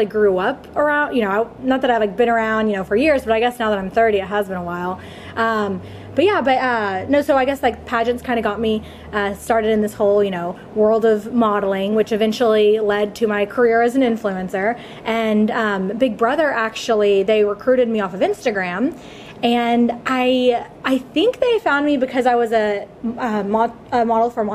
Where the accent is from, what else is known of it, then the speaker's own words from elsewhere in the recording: Dallas, Texas, United States; born and raised in Dallas, Texas